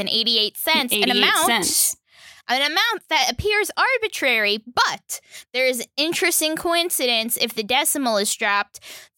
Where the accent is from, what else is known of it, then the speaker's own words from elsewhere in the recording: Florida, United States; I was born and raised in Florida where winter doesn't exist.